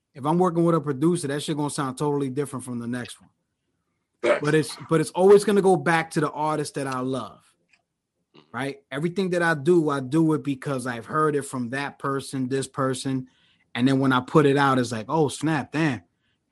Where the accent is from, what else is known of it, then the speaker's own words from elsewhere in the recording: New York, United States; moved away as an adult; now in Philadelphia, United States; I'm originally from New York, but I'm in Philly now